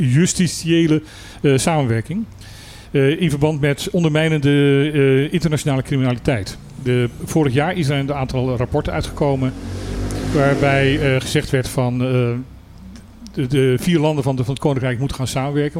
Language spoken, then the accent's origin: Dutch; Utrecht, Netherlands; ik ben geboren Utrechter, ik kan zelfs horen aan het Utrechts uit welke wijk je komt.